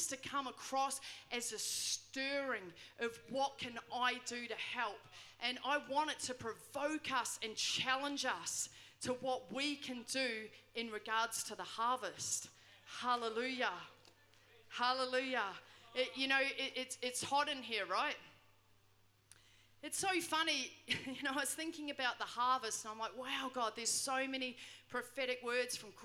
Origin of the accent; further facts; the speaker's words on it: New Zealand; moved away; I grew up in New Zealand